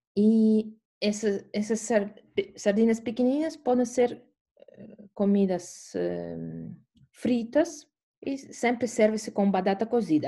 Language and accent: Portuguese; Estonia; Portuguese is a second language; eu sou da Estônia